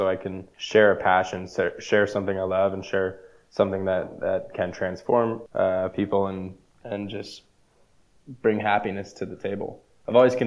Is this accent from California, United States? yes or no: yes; El Dorado Hills, California, United States; growing up in El Dorado Hills, it was kind of pre-development when I moved up there